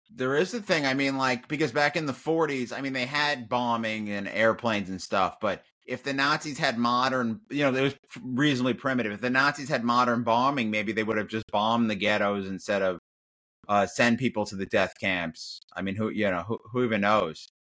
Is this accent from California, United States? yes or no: no; New York, United States; I'm Jewish from New York, so New York, not connected to the South